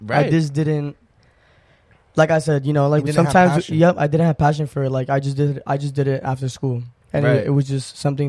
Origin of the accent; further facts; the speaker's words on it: New York, United States; born there; And it's going to be on Billboard on Times Square, which is crazy to me because I was born in New York.